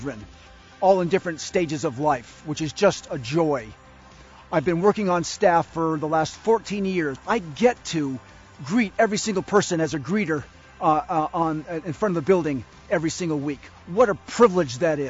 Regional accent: New England, Massachusetts, United States; I was born and raised in New England in a great family with great parents and a great sister. It was winters and falls in Massachusetts

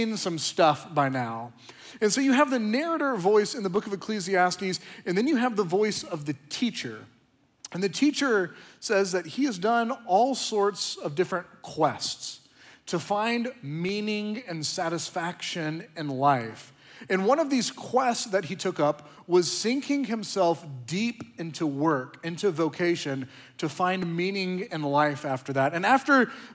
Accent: Oklahoma, United States; now in Austin, United States; I'm from Oklahoma

